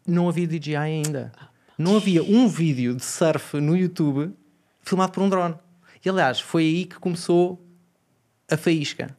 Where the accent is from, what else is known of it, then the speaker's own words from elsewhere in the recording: Portugal; como português